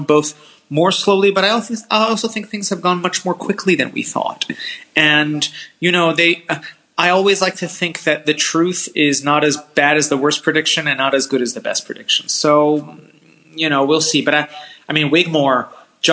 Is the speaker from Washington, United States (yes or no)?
no; Washington, District of Columbia, United States; moved away as an adult; also born or lived in California; now in Europe; I grew up in D.C.